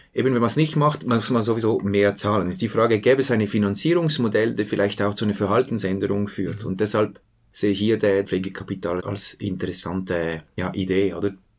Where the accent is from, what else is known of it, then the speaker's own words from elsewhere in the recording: Switzerland; Bei uns in der Schweiz